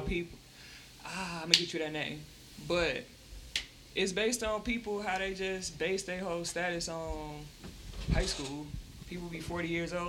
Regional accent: Pontiac, Michigan, United States; I'm from the South Side

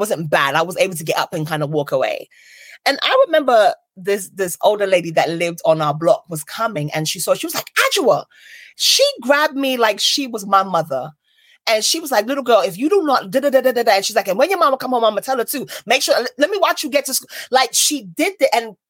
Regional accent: Brooklyn, New York, United States; I remember when I growing up in Brooklyn and the block we lived on, I remember I got run over, right?

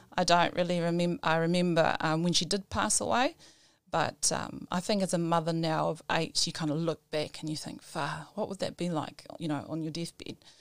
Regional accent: Auckland, New Zealand; moved away as an adult; now in Titahi Bay, New Zealand; I was born in North Shore Hospital

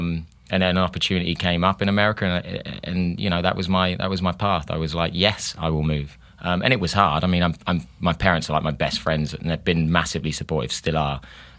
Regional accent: Hastings, South East England, United Kingdom; Yes, no, I really am from Hastings.

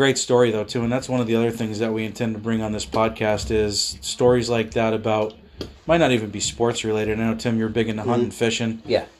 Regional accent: Pennsylvania, United States; we're from Pennsylvania

